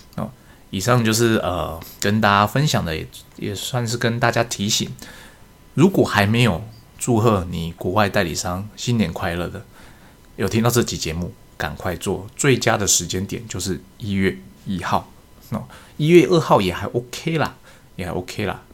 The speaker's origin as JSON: {"language": "Chinese", "country": "Taiwan", "said": "我们台湾人过农历年"}